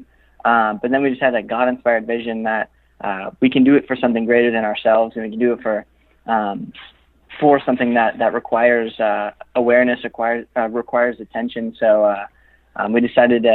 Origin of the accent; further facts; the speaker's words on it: Los Angeles, California, United States; So we're all from California. We're all from